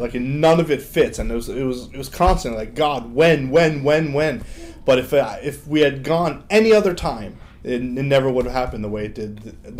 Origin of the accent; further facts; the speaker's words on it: New York, United States; And this is my hometown, well, not the Bronx, but hometown in New York, born and raised.